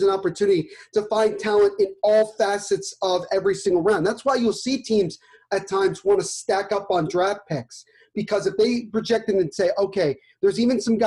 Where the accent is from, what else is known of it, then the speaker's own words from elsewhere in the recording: United States; I'm an American